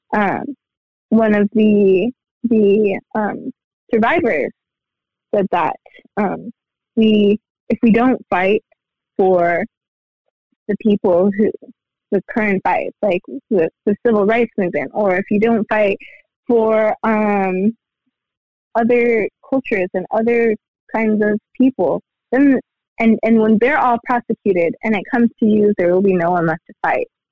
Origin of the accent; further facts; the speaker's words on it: Aleutian Chain, Alaska, United States; now in Fairbanks, United States; I am from Alaska, out on the Aleutian Chain